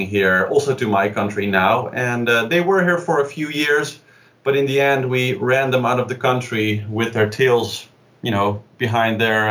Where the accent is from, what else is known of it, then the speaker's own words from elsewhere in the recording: Amsterdam, North Holland, Netherlands; I'm from Amsterdam